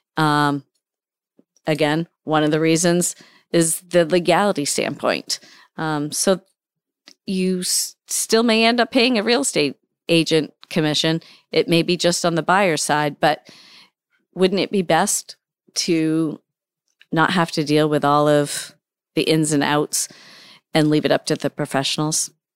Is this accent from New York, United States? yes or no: no; Hampden, Maine, United States; also born or lived in Dixmont, Maine / Warren, Maine; I am a, uh, lifelong resident of the state of Maine. Um, I've lived in central Maine, um, for a few years. I grew up in Hamden